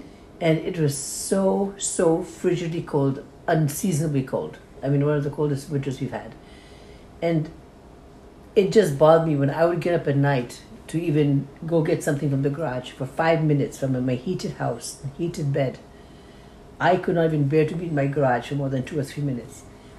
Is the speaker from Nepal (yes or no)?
yes; Nepal; Nepalis, I'm from Nepal